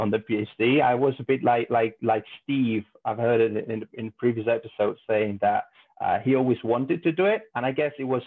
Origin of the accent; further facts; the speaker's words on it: Spain; also born or lived in Italy; moved to Spain really young, about 5 years old. So I did all my schooling and high school or university in Spain